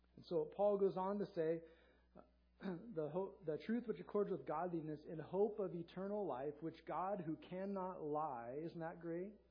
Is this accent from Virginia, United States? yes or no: no; Southern California, United States; If you live in Southern California like I did growing up